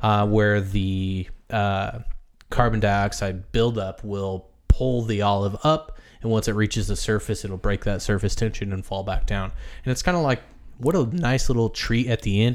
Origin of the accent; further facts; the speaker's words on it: Midwest, United States; I grew up in the Midwest